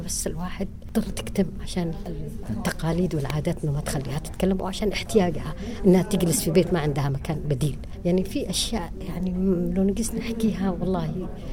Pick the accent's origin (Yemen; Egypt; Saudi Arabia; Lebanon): Yemen; عندنا في اليمن ما في كامبس